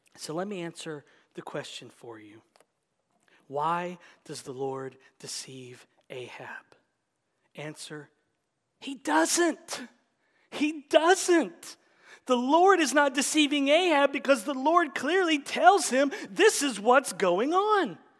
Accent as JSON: {"language": "English", "country": "United States", "said": "We're American"}